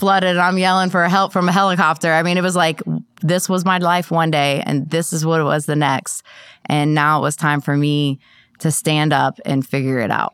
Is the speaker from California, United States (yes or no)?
no; Columbus, Ohio, United States; now in Columbia, United States; I'm, um, from Columbus, Ohio